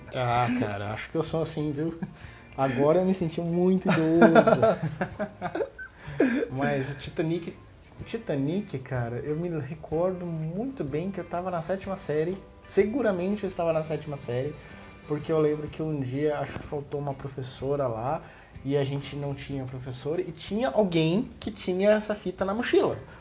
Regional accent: Taubaté, São Paulo, Brazil; eu sou de Taubaté

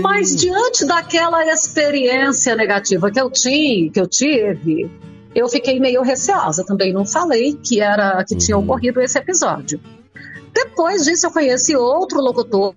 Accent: Colorado do Oeste, Rondônia, Brazil; now in Jataí, Brazil; eu sou de Colorado do Oeste, em Rondônia. Hum. Na realidade, eu fui para lá com um ano

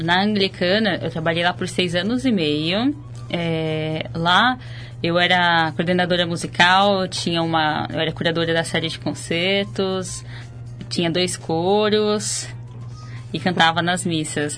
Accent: Ribeirão Preto, São Paulo, Brazil; eu sou de Ribeirão Preto, interior do estado.

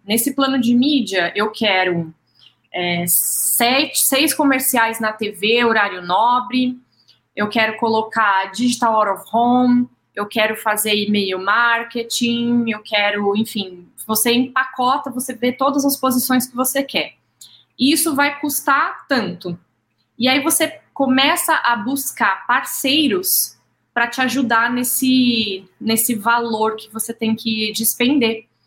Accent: São José do Rio Preto, São Paulo, Brazil; moved away; sou nascida em Rio Preto, mas fiz faculdade lá

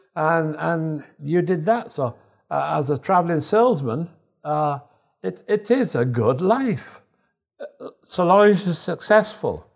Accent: Yorkshire and the Humber, United Kingdom; moved away as an adult; also born or lived in Northampton / Canada; now in Norway; I'm from Yorkshire. I'm in Lancashire

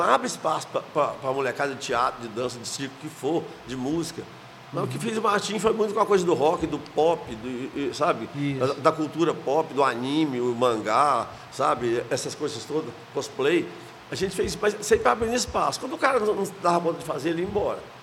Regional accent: small town in the interior of Goiás, Brazil; now in Goiânia, Brazil; eu sou de Moçambique, uma cidade do interior aqui, pequenininha demais

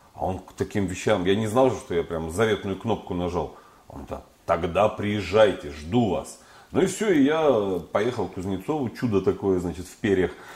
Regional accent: Urals, Russia; я вот поэт с Урала

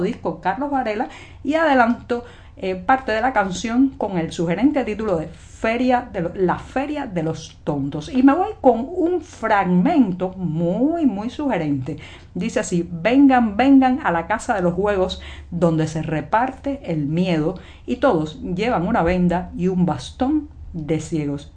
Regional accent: Cuba; cubana, periodista, ciudadana

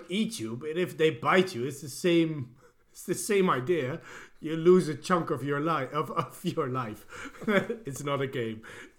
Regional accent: Gran Canaria, Canary Islands, Spain; moved away; I was born on the Canary Islands, on Gran Canaria, and there it's great.

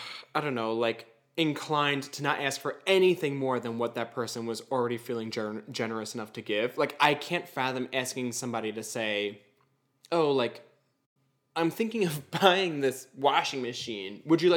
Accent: Long Island, New York, United States; I'm from Long Island.

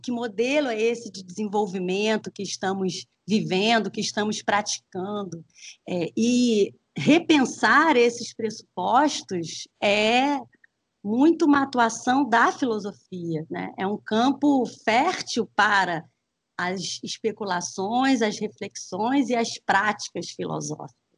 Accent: Brazil; matrizes que nos compõem, né, enquanto brasileiros e brasileiras

